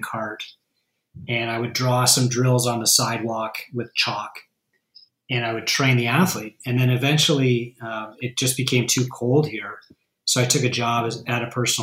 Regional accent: Canada; also born or lived in United States; I'm from Canada

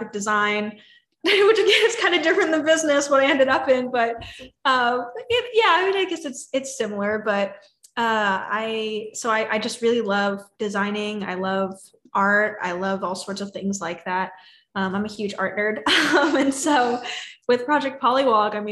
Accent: California, United States; moved away as an adult; now in Austin, United States; I grew up in California, and then I actually just moved to Austin 3 months ago

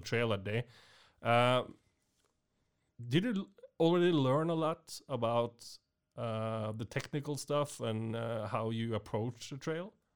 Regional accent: Norway; I came from Norway

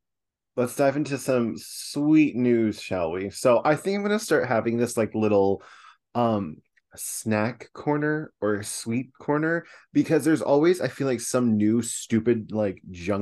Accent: Fredonia, New York, United States; I'm not a Buffalo girl, but a Fredonia girl.

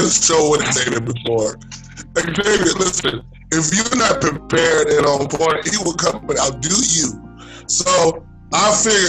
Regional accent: Oklahoma City, Oklahoma, United States; now in Atlanta, United States; I am from Oklahoma City.

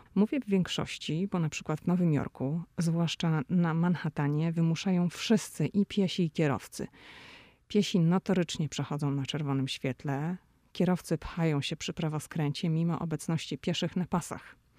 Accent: Szczecin, West Pomeranian Voivodeship, Poland; moved away as an adult; now in Washington, United States; Ja jestem ze Szczecina

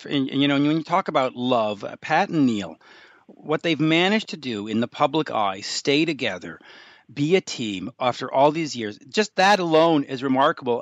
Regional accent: Canada; as a Canadian

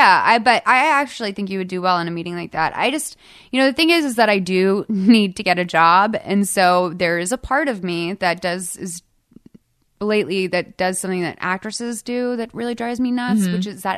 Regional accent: Boston, Massachusetts, United States; I grew up like in Boston, like thinking I was gonna have a normal job, so I was trained for that.

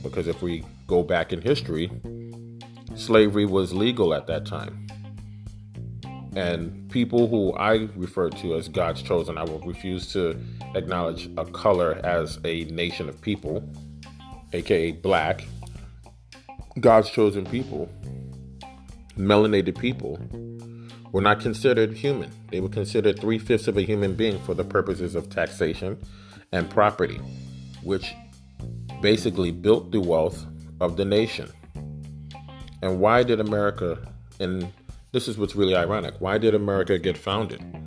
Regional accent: United States; us as American citizens

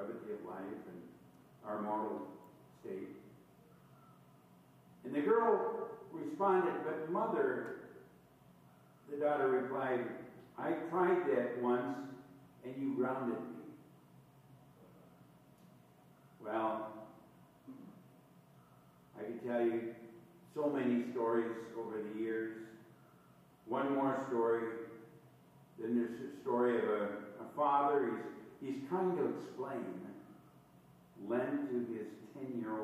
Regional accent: Todd County, Douglas County area, Minnesota, United States; growing up in the Todd County, Douglas County area

